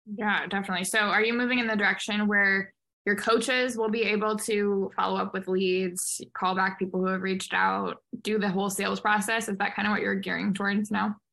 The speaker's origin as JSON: {"language": "English", "town": "St. Louis", "region": "Missouri", "country": "United States", "said": "I'm from St. Louis, Missouri"}